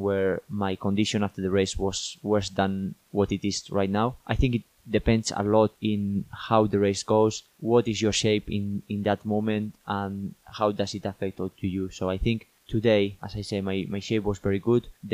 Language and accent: English; northern Spain, Spain; moved away as an adult; now in United Kingdom; I'm from Spain, but I'm from the north of Spain